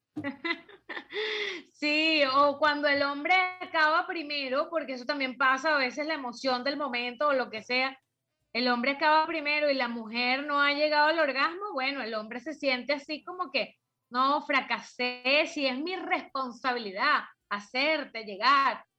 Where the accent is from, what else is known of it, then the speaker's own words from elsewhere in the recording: Venezuela; en mi país natal, que es Venezuela